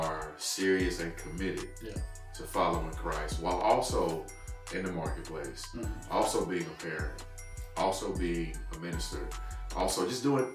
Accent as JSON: {"language": "English", "town": "Terrell", "region": "Texas", "country": "United States", "tie": "born or raised there", "moved": "as an adult", "lives_now": "Longview, United States", "said": "I'm actually originally not from Longview. I've been here, I think, 16 years now. But born and raised in Terrell, Texas."}